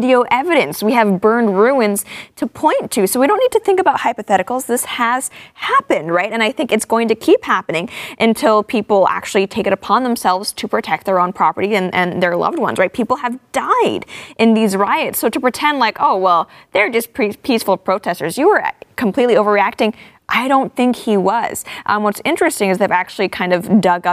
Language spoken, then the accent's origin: English; Hong Kong; I'm from Hong Kong. I have family in Hong Kong